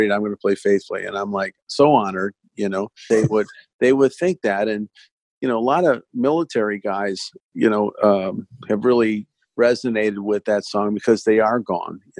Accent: Los Angeles, California, United States; I grew up in Sunset Boulevard in the '70s, and that boulevard existed in my life

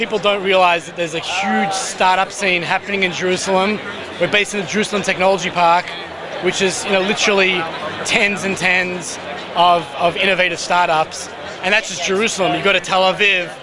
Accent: Australia; now in Israel; I'm from Australia originally.

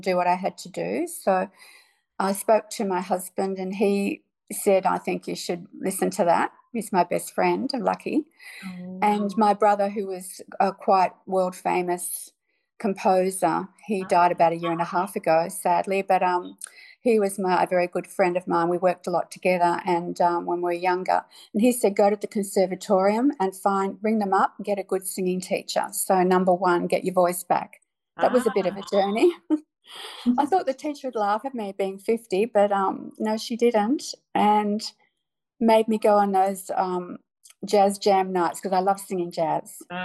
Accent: Australia; also born or lived in Melbourne / Brisbane; we Aussies

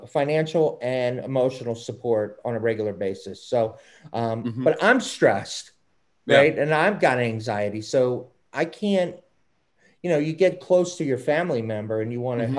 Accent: Baltimore, Maryland, United States; accent: Baltimore; my Baltimore accent

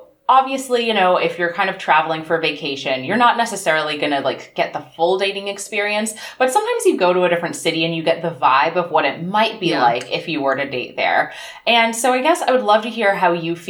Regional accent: San Diego, California, United States; now in Los Angeles, United States; I'm from San Diego originally, and I'll go back pretty regularly. My mom's still there

